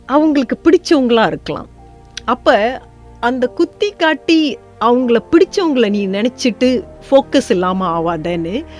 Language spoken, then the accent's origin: Tamil; Malaysia; தோட்டப்புறத்துலேருந்து பிறந்து வளர்ந்தனால